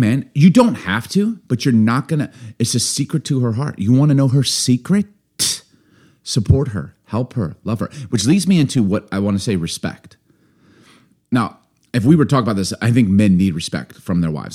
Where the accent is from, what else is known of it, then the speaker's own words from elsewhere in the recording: Chicago, Illinois, United States; also born or lived in Baltimore; maybe being born in Baltimore, growing up in Chicago